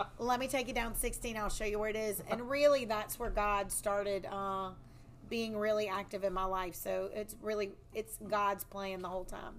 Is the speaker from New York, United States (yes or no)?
no; Walker, Louisiana, United States; also born or lived in Baton Rouge, Louisiana; I am born and raised in Livingston Parish